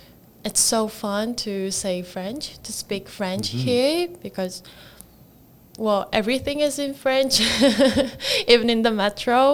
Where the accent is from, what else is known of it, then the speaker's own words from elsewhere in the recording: South Korea; moved away; I'm from South Korea